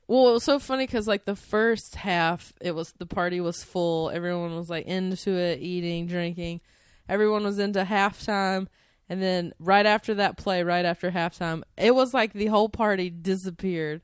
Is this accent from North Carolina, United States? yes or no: yes; North Carolina, United States; I'm from North Carolina. We didn't get the Panthers until I was, like, nineteen